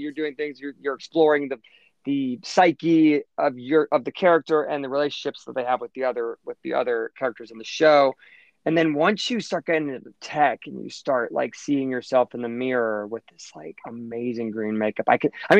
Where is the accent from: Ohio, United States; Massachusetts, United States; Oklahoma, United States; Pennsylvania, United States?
Pennsylvania, United States; Pittsburgh; now in New York, United States; Pittsburgh where my hometown is